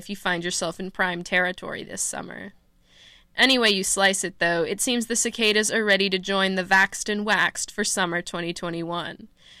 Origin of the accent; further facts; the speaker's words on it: Austin, Texas, United States; I'm from Austin, Texas